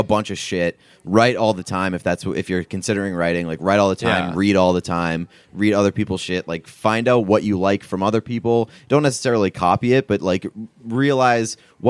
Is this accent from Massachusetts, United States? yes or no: yes; Boston, Massachusetts, United States; I'm from Boston and I see you two as accomplished individuals in your field at very young ages.